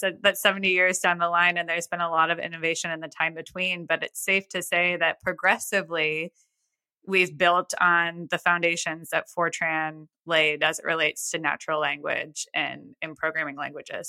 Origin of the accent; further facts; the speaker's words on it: United States; my hometown, which is small.